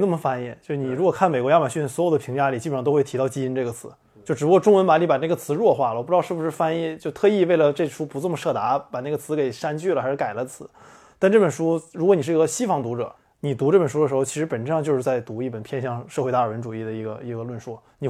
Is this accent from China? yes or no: yes; China; 我们中国人